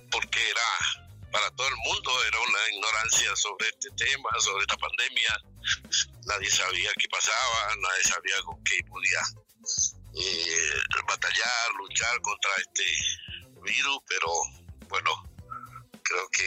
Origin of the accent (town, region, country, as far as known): Bolivia